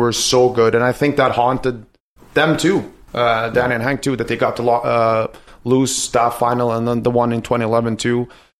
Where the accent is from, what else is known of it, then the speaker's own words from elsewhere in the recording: Örnsköldsvik, Västernorrland County, Sweden; English is a second language; moved away as an adult; now in Vancouver, Canada; I grew up in Ovik, the Sedins' hometown.